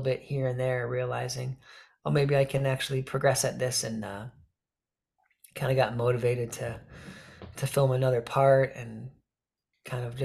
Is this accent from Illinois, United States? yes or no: no; Michigan, United States; growing up in Michigan here.